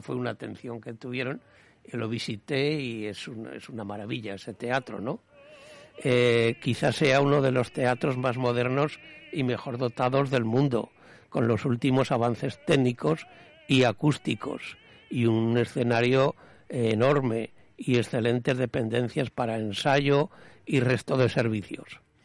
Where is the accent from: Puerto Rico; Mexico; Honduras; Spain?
Spain; los españoles